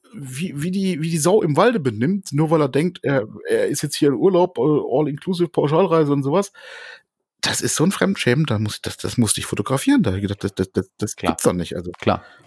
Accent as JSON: {"language": "German", "country": "Germany", "said": "hier bei uns in Deutschland"}